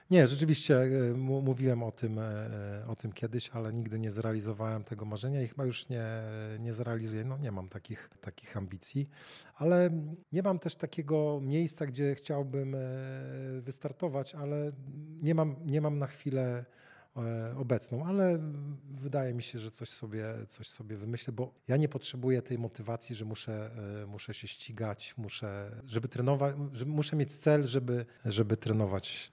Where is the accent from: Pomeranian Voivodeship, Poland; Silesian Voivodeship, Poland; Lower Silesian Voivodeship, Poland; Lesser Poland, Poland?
Pomeranian Voivodeship, Poland; Gdańsk; jako rodowity gdańszczanin